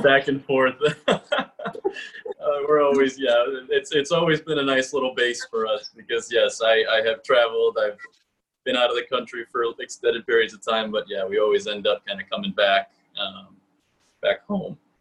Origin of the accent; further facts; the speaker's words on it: Oak Park, Illinois, United States; I was raised in Oak Park